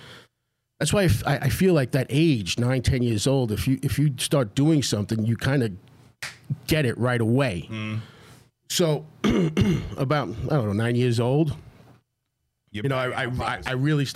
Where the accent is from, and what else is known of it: Amityville, New York, United States; born or raised there; first language Italian; English is a second language; also born or lived in Brooklyn, New York